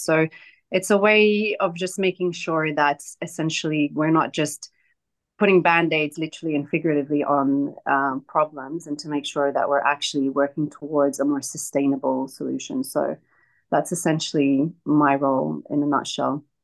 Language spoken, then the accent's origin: English; Australia; moved away as an adult; also born or lived in Hebron, West Bank (family origin) / Palestine; I'm Palestinian, but I grew up in Australia